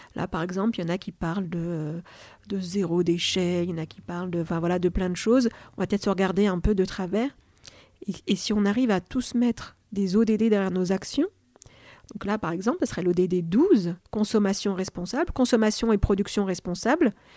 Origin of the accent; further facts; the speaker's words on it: France; French is a second language; also born or lived in Algeria; je suis née en Algérie, je suis née en France quand j'avais deux ans, donc c'était quand même un, déracinement. Hein. Je suis arrivée en maternelle, je parlais pas le français